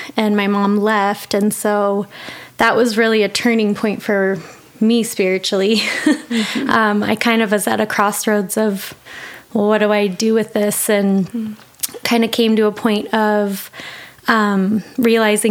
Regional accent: Monument, Colorado, United States; moved away as an adult; Born in Colorado Springs, grew up in a little tiny town, Monument

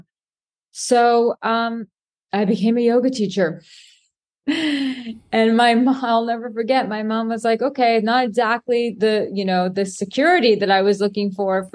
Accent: New York City, New York, United States; I was born and raised in Manhattan

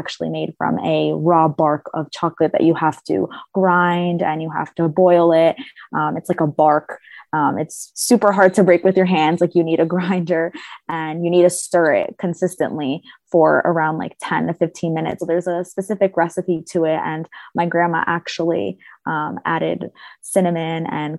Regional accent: New York, United States; New York, which is where I was born and raised, and that's where we still currently are today

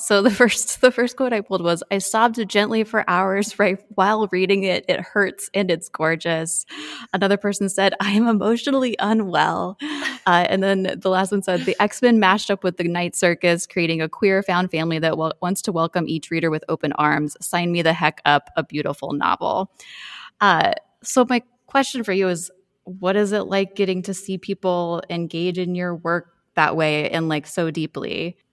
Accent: Kansas, United States; now in Nebraska, United States; I grew up in the Midwest Road from Kansas and lived in Nebraska for fifteen years or so.

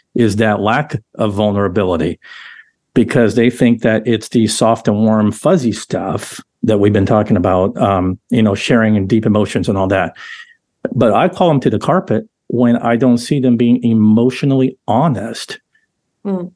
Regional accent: Southern California, United States; I grew up in Southern California with the surfing culture

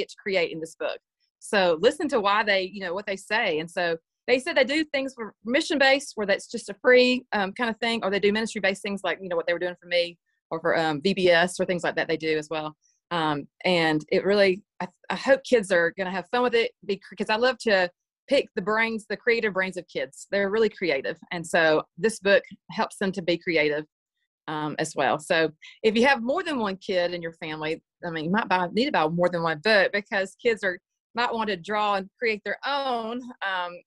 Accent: Georgia, United States; I'm from Georgia

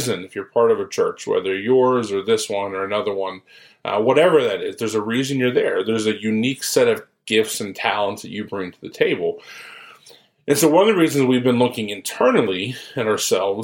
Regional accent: Ohio, United States; moved away as an adult; now in Follansbee, United States; I'm from Ohio, so I grew up there

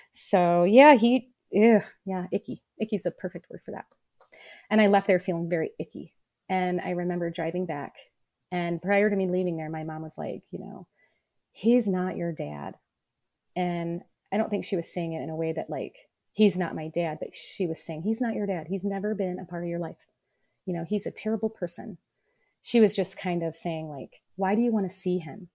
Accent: Peoria, Illinois, United States; I was born in Peoria, Illinois

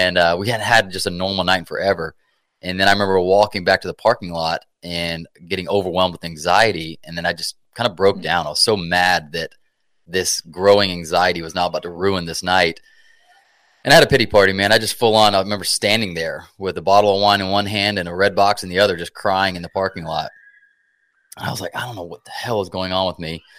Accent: Atlanta, Georgia, United States; also born or lived in South Carolina; I'm from Atlanta, Georgia

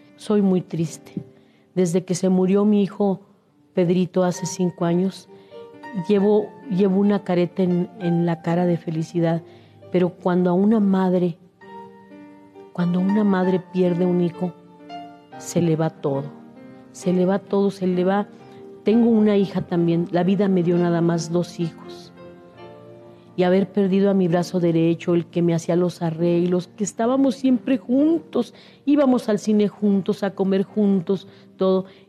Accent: Torreón, Coahuila, Mexico; moved away; also born or lived in Monterrey / Mexico City; yo soy de Torreón, Coahuila, mi tierra dorada que tanto quiero y, este, y mis inicios en Torreón, Coahuila, fueron en, las estaciones de radio, en los festivales escolares

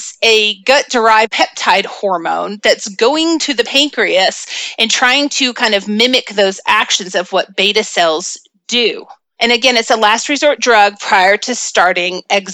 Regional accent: the South, United States; accent: Southern; I have a little bit of a Southern accent

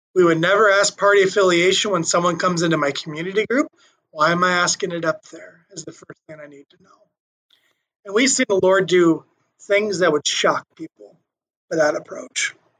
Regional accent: Earlham, Iowa, United States; also born or lived in Lincoln, Nebraska / Omaha, Nebraska; most of my years, I grew up in a small town in uh, west central Iowa called Earlham

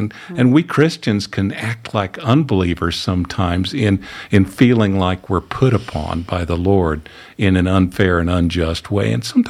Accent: Missouri, United States; I mean, I'm from the Ozarks in Missouri, okay? I spent more time barefooted growing up than I did with shoes on.

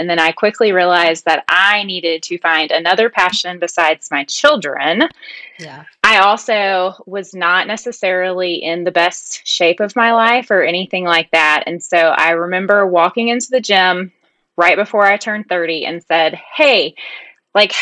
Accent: United States; accent: country; now in Charlotte, United States; My little country accent. So I live right outside Charlotte

